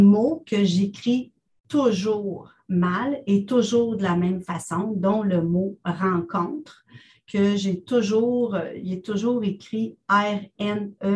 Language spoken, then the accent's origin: French; Ontario, Canada; also born or lived in Pierrefonds, Quebec; Je suis une fière franco-ontarienne. Je suis née à Oxbury